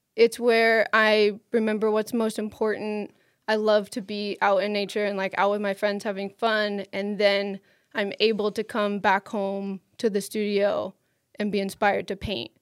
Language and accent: English; Maine, United States; moved away as an adult; also born or lived in Boulder; I grew up in Maine